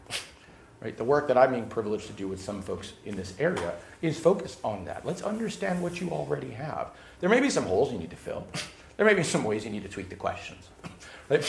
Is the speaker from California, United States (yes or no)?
yes; Los Angeles, California, United States; I grew up in Los Angeles